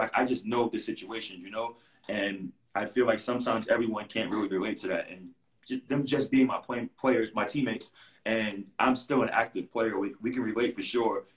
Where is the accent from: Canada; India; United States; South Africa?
United States; New York City, New York; I'm a kid from Queens